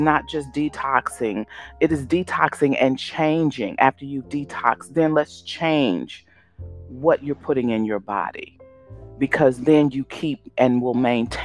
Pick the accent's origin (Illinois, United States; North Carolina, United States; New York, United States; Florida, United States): Illinois, United States; Chicago; my hometown, Chicago